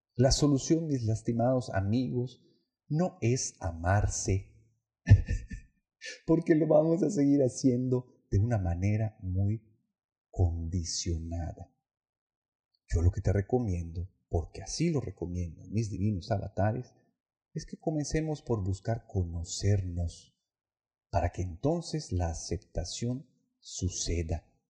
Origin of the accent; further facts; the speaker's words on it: Yucatán, Mexico; Yo como yucateco